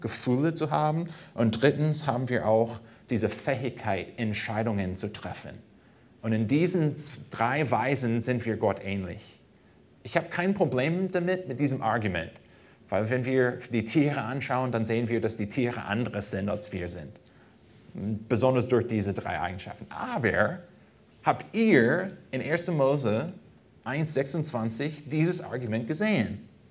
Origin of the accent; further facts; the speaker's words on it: United States; German is a second language; now in Germany; als Amerikaner